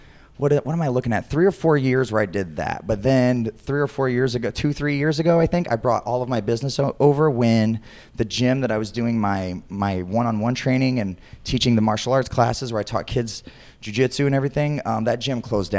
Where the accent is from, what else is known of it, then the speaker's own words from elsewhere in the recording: Northwest Ohio, United States; moved away as an adult; also born or lived in Bowling Green, Ohio; now in Chicago, United States; I am originally from Northwest Ohio in a small town most people have never heard of, 20 minutes east of Fort Wayne, Indiana.